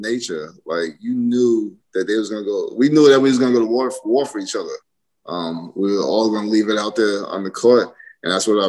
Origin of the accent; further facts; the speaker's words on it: New York City, New York, United States; Well, I grew up living right outside of Shea Stadium, so.